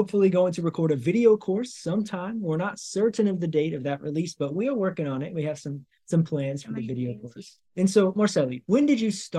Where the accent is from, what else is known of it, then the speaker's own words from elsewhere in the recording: United States; first language English; moved away as an adult; now in Brazil; I've been speaking English my entire life because I'm American